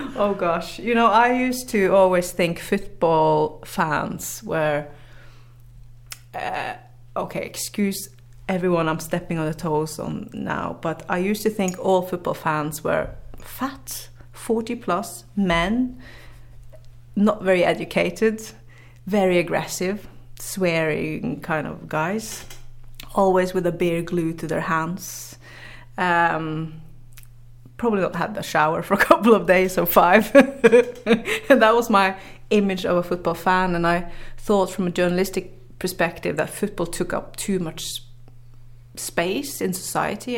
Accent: Northern Norway, Norway; English is a second language; I grew up in the very north of Norway, up in the Arctics

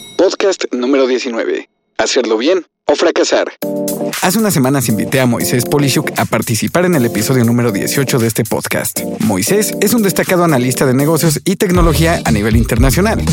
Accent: Mexico City, Mexico; Yo, por ejemplo, nací y crecí aquí, en la Ciudad de México

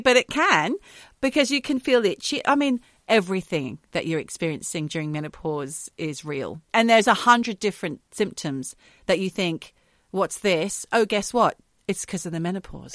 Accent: Australia; moved away; We're Australian, but we both live in different countries now.

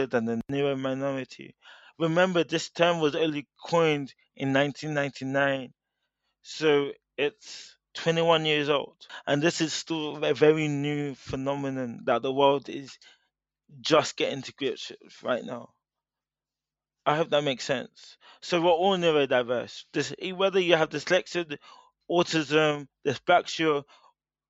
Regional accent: United Kingdom; I'm a British-born Nigerian

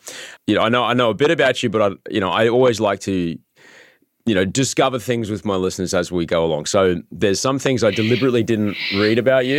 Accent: Brisbane, Queensland, Australia; moved away as an adult; also born or lived in Los Angeles, United States; Yeah, I grew up there. Absolutely. I grew up in Brisbane.

